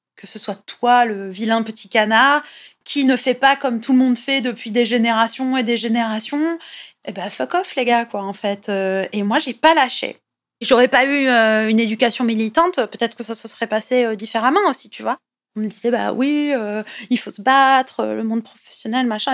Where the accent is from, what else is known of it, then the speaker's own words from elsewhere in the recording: southern France, France; also born or lived in Italy (family ancestry); now in Paris, France; je suis originaire du sud de la France